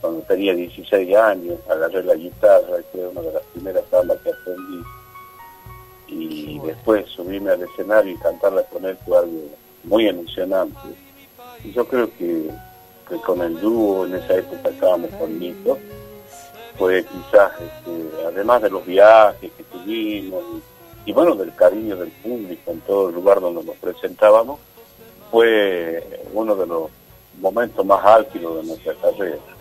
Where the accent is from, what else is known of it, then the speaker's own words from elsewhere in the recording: Argentina; lo que nos está pasando como argentino